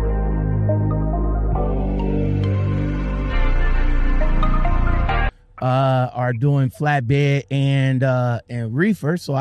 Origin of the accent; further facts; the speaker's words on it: Ohio, United States; I'm from Ohio